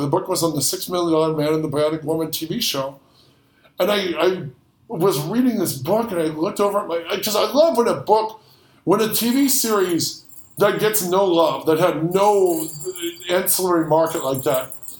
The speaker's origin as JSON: {"language": "English", "region": "Midwest", "country": "United States", "said": "We were in the we're from the Midwest, so there wasn't much chance of seeing a shark, but we were vacationing in Florida as kids"}